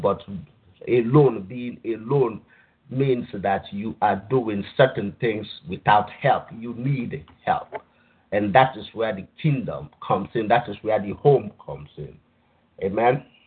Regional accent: Nigeria; moved away; I grew up I grew up in Nigeria

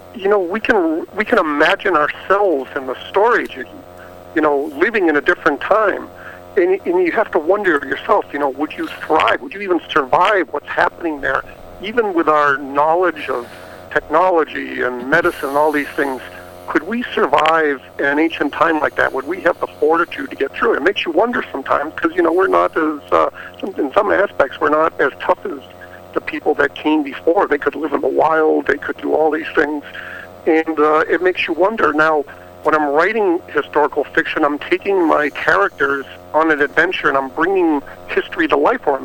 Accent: Plymouth, Massachusetts, United States; I grew up in Boston uh, in the Plymouth area

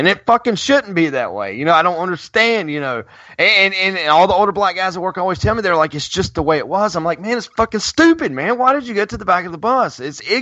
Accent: Greensboro, North Carolina, United States; A&T here in my hometown

